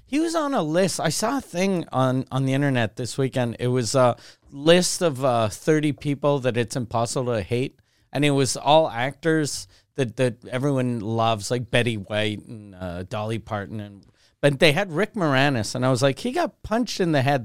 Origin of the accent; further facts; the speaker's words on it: Canada; the only time I feel Canadian is when I'm not in Canada.